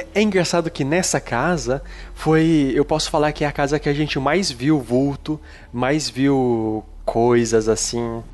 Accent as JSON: {"language": "Portuguese", "town": "Araçatuba", "region": "São Paulo", "country": "Brazil", "tie": "born or raised there", "said": "lá no interior, né? Como vocês sabem, eu sou de Aracatuba."}